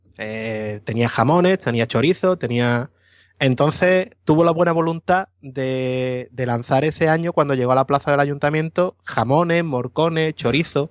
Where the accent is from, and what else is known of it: Morón de la Frontera, Andalusia, Spain; born or raised there